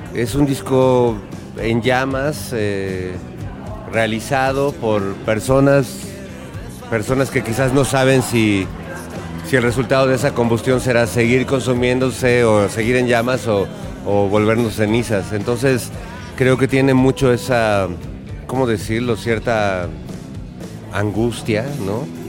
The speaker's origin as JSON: {"language": "Spanish", "country": "Mexico", "said": "en mi país, cuando era adolescente"}